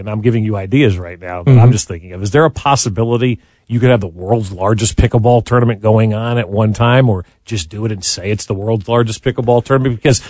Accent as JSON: {"language": "English", "region": "New Jersey", "country": "United States", "tie": "born or raised there", "moved": "yes", "lives_now": "Kansas City, United States", "said": "I grew up in New Jersey."}